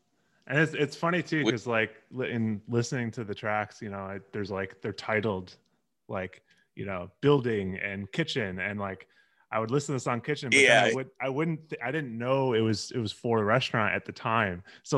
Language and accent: English; Chicago, Illinois, United States; I'm from Chicago.